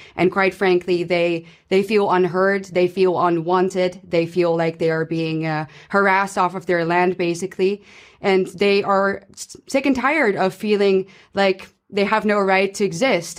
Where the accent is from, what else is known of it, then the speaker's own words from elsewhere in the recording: Netherlands; I'm from the Netherlands and we, uh, we are neighboring countries to, uh, to Germany.